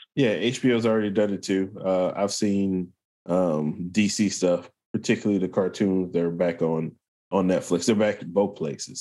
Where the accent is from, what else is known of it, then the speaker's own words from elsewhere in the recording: England, United Kingdom; I'm an English guy